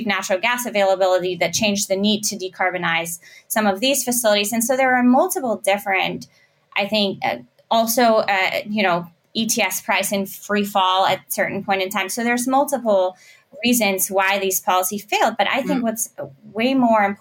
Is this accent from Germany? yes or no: yes; Germany; I'm from Germany